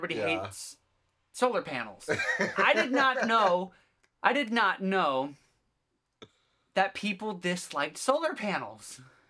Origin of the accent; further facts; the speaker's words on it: Olympia, Washington, United States; now in Fort Wayne, United States; I'm from Olympia, Washington, right? That's where I lived. I lived in Olympia, Washington, and then I moved here.